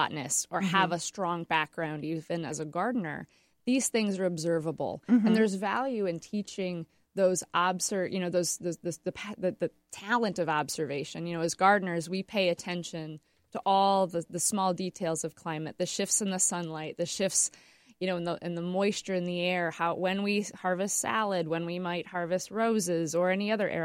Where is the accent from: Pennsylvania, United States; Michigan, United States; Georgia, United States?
Michigan, United States; West; also born or lived in Flint, Michigan; now in Grand Rapids, United States; I grew up in the West Michigan Great Lakes area